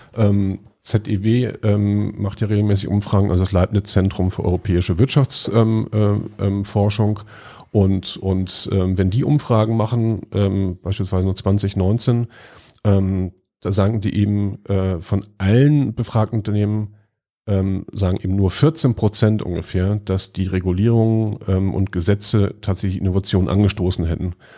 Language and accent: German; Lüneburg, Lower Saxony, Germany; moved away; in meiner Heimatstadt Lüneburg